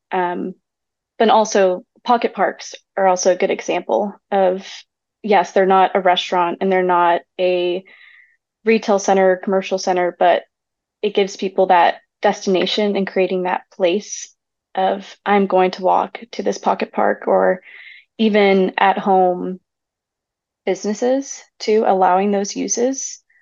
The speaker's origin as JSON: {"language": "English", "region": "Texas", "country": "United States", "tie": "born or raised there", "said": "I grew up in Texas my whole life in suburban neighborhoods"}